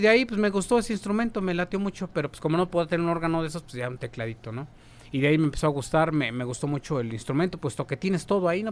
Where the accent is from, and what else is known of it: Tlalnepantla, State of Mexico, Mexico